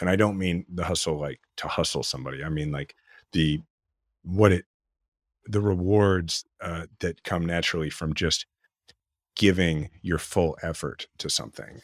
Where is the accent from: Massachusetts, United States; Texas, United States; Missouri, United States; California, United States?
Missouri, United States; Kansas City; we're from Kansas City, in the 80s and early 90s and watching George Brett